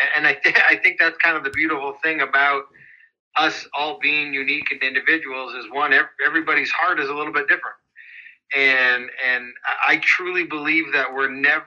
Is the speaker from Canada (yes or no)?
yes; Calgary, Alberta, Canada; moved away as an adult; now in United States; I'm actually originally from Calgary, Alberta, Canada